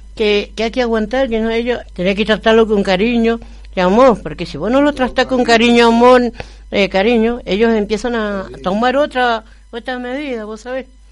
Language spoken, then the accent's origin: Spanish; Argentina; mi pueblo es Argentina pero yo mi pueblo es eh, allá donde nació mi familia, en Oruro